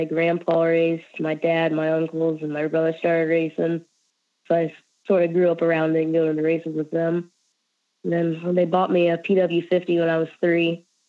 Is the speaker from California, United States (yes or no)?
no; Ohio, United States; I'm from Ohio